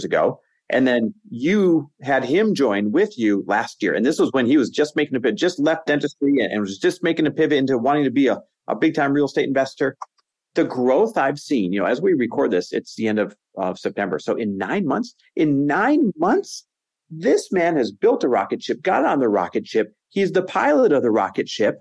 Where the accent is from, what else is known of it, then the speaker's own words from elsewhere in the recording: Green Bay, Wisconsin, United States; also born or lived in Los Angeles, California / Arizona; now in Newport Beach, United States; our lake house is in Green Bay, Wisconsin. And I grew up here